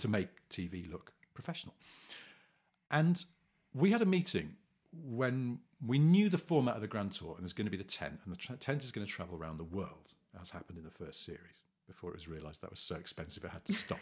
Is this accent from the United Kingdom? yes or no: yes; England, United Kingdom; we're English men